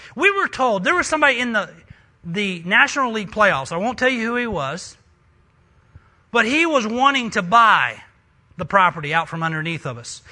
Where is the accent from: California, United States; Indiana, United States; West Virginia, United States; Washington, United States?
West Virginia, United States; moved away; I'm a missionary from West Virginia.